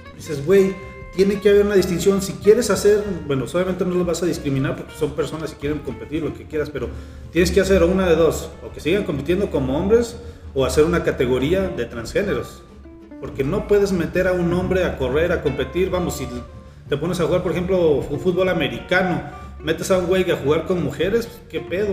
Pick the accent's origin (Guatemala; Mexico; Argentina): Mexico; como mexicanos